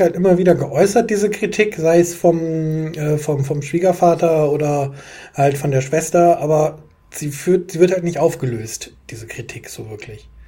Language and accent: German; Düsseldorf, North Rhine-Westphalia, Germany; ich bin mitten in Düsseldorf groß geworden